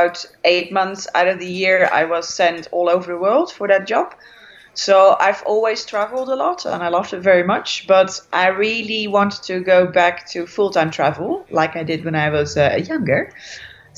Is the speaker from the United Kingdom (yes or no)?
no; Netherlands; moved away as an adult; I am from the Netherlands.